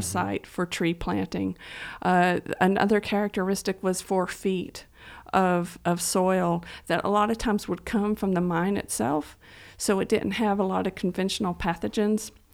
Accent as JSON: {"language": "English", "area": "Estill County", "region": "Kentucky", "country": "United States", "tie": "born or raised there", "also_born_or_lived": "Harlan County, Kentucky", "said": "having grown up on a farm in, uh, Estill County, uh, I, I grew up on a pig farm"}